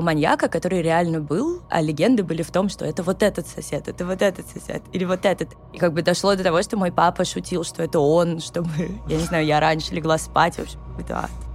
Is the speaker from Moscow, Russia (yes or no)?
yes; Moscow, Russia; я выросла в Коньково, и там все дома новые.